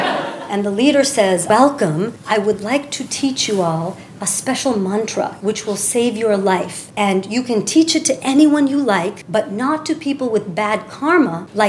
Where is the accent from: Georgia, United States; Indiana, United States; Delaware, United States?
Georgia, United States; Roswell; born or raised there; now in California, United States